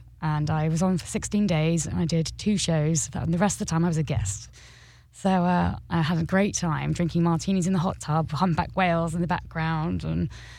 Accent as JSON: {"language": "English", "town": "Norwich", "region": "East of England", "country": "United Kingdom", "said": "I am from England, obviously, and Norfolk in particular, the countryside east coast of England."}